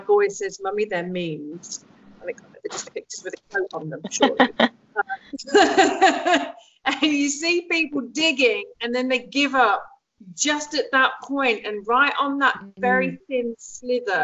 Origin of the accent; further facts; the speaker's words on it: Lincolnshire, East Midlands, United Kingdom; also born or lived in Egypt; I grew up in England, in Lincolnshire